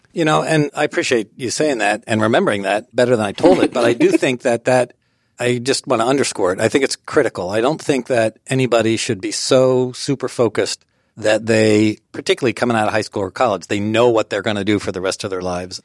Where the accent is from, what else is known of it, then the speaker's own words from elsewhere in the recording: Allentown, Pennsylvania, United States; moved away as an adult; also born or lived in Harrisburg, Pennsylvania / Lancaster County, Pennsylvania; I grew up in Allentown, Pennsylvania, and in high school, I was often called the mayor